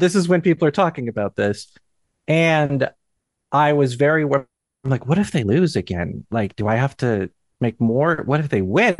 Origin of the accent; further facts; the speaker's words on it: Cedar Rapids, Iowa, United States; I'm from Cedar Rapids